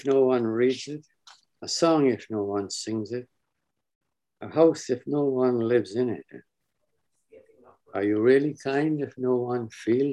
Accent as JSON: {"language": "English", "country": "Guyana", "tie": "born or raised there", "said": "Growing up in British Guyana, a child reluctant to go to school, hoping it would rain so hard"}